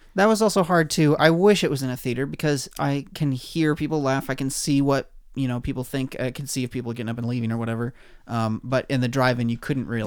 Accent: Oregon, United States; moved away; Oregon, my home state

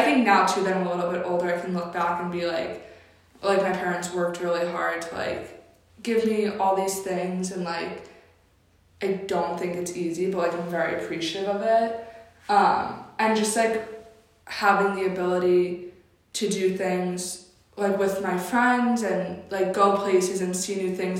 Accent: Connecticut, United States; moved away; I grew up in Connecticut

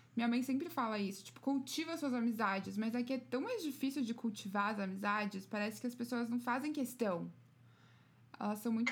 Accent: São Paulo, Brazil; now in United States; eu sou de São Paulo

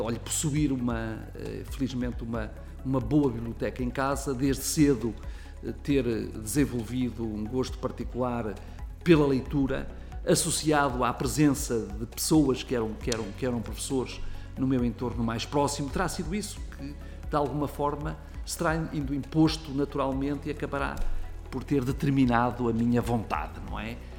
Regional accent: Fafe, Braga, Portugal; also born or lived in Vizela; aquilo que era a casa dos meus avós, numa freguesia que se chama Ribeiros, no Conselho de Faf, onde eu vivia

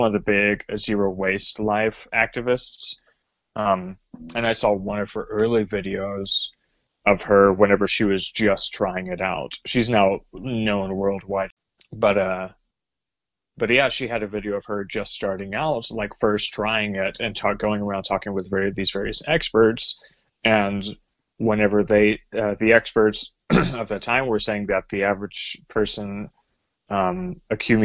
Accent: Northeast Texas, United States; now in Cincinnati, United States; I am originally from East Texas, well, Northeast in the Dallas area, then grew up in rural towns

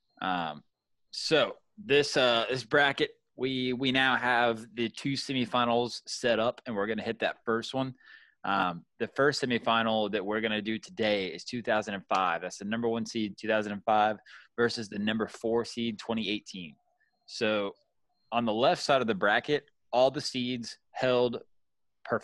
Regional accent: Georgia, United States; moved away; I'm from Georgia, and we want to go home and see family so bad

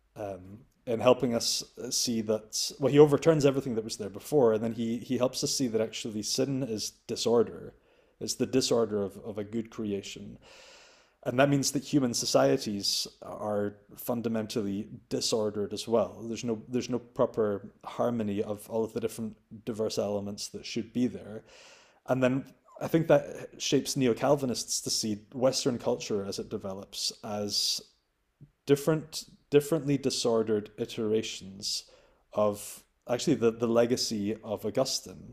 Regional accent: Scotland, United Kingdom; as a Scot and as a European.

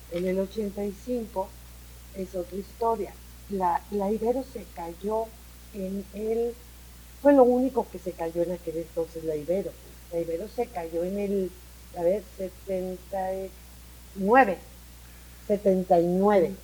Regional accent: Mexico City, Mexico; Nosotros crecimos en el DF, pero éramos provincianos

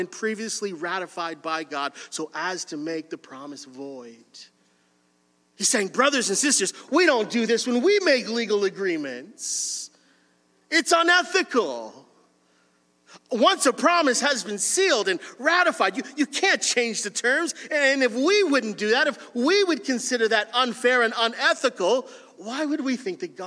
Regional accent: Windsor, Ontario, Canada; I grew up in Windsor, and Windsor is a union city.

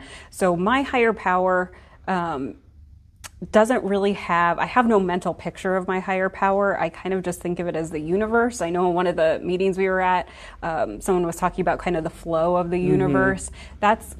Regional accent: Omaha, Nebraska, United States; I am from Omaha, Nebraska, so I'm raised in the Midwest.

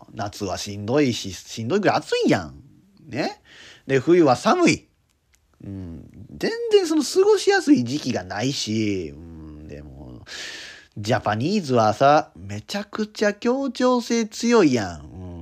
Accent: Kyoto, Japan; moved away; 京都から来たよって言うねん

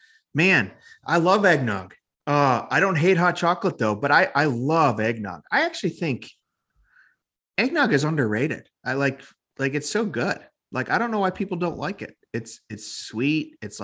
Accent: Chicago, Illinois, United States; now in Nashville, United States; Born and raised in Chicago area.

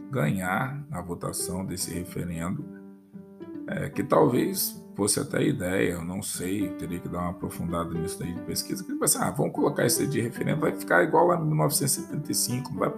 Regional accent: Brazil

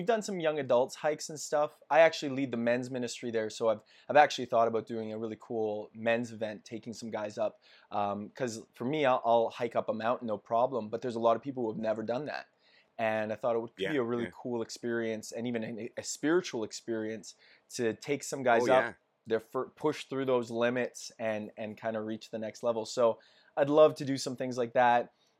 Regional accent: Edmonton, Alberta, Canada; Born and raised in Edmonton. And I love my city

